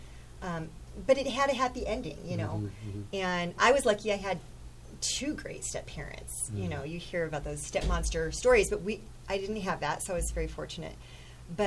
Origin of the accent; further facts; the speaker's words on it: Chadron, Nebraska, United States; I was raised in Chadron, which is a mid-sized town in the western part of Nebraska.